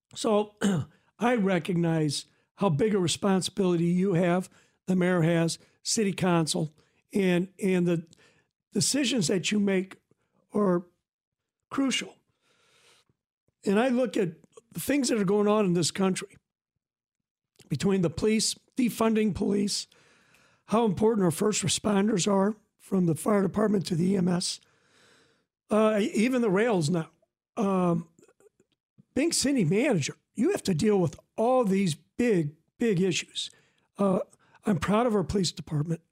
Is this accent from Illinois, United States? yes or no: yes; Decatur, Illinois, United States; now in Forsyth, United States; I'm from Decatur